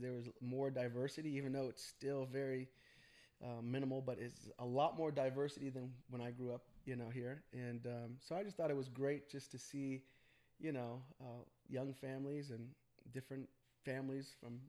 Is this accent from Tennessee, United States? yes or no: no; Atascadero, California, United States; also born or lived in Los Angeles, United States / Burbank, United States; my hometown of Atascadero